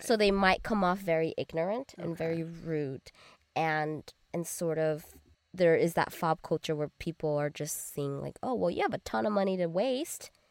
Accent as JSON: {"language": "English", "town": "Arcadia", "region": "California", "country": "United States", "tie": "born or raised there", "said": "growing up in Arcadia"}